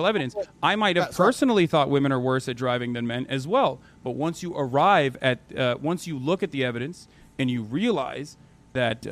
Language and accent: English; Turkey; moved away; I'm Turkish, well, actually. I grew up in Turkey